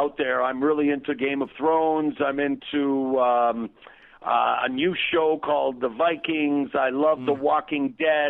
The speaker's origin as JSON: {"language": "English", "country": "Canada", "also_born_or_lived": "Toronto", "moved": "as an adult", "lives_now": "Los Angeles, United States", "said": "my home country, Canada"}